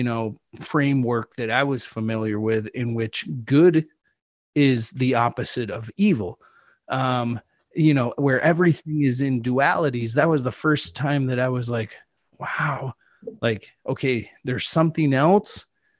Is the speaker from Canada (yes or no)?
no; Chile; moved away; I grew up in the Atacama Desert